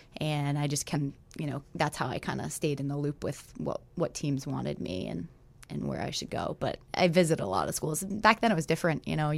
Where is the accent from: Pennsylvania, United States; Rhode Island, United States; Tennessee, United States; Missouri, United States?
Rhode Island, United States; I was from Rhode Island, really small state.